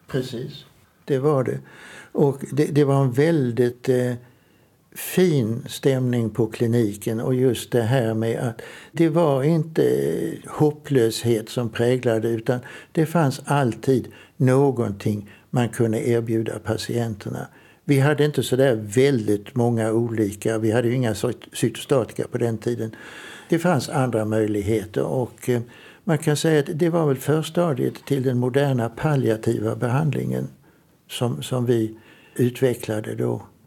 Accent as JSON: {"language": "Swedish", "town": "Trelleborg", "region": "Skåne", "country": "Sweden", "tie": "born or raised there", "said": "jag är uppvuxen i Trelleborg, Söderslätt"}